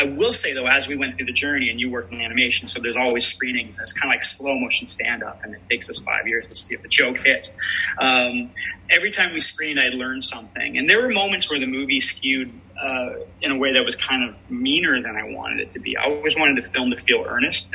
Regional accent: London, Ontario, Canada; my hometown of London, Ontario

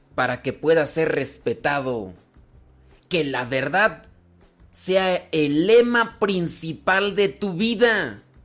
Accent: Mexico; yo soy mexicano.

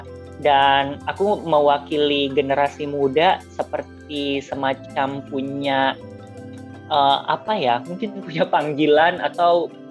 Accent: Jakarta, Indonesia; aku lahir dan besar di Jakarta

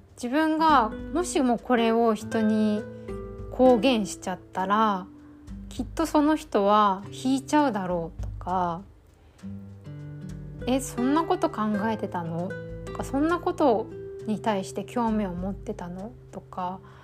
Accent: Nichinan, Miyazaki, Japan; moved away; 地元の宮崎の日南に帰っててで前半はゲストハウスに滞在してそれこそ地元だけど実家からはちょっと離れたところにステイして

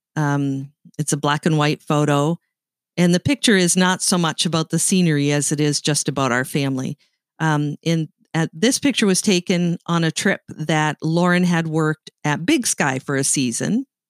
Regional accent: Canada; accent: Canadian; moved away as an adult; now in United States; I grew up in Canada. and, uh, I moved to the United States when Bill and I got married

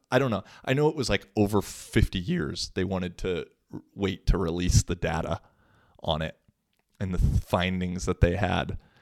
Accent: Washington, United States; moved away as an adult; now in Finland; Washington State, which is my home state

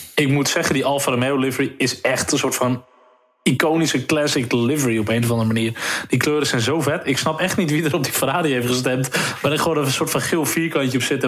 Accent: Netherlands; Natuurlijk zijn we Nederlanders

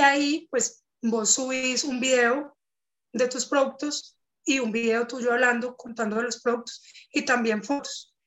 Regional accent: Cali, Valle del Cauca, Colombia; soy de Cali, pues y de acá del Valle

